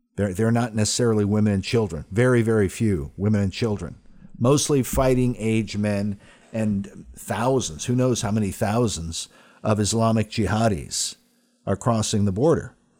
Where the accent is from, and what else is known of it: United States